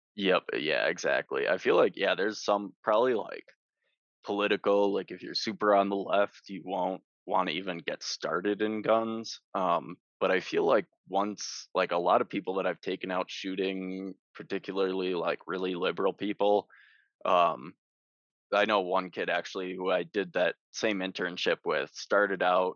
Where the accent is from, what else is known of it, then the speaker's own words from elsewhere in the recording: Wisconsin, United States; I grew up in Wisconsin